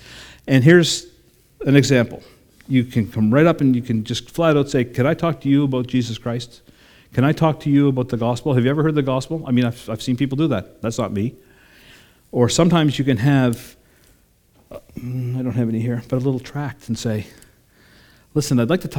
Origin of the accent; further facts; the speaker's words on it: Sydney, New South Wales, Australia; I grew up in Sydney at the Sydney version of what they affectionately call Jelly Bean Square down the road here.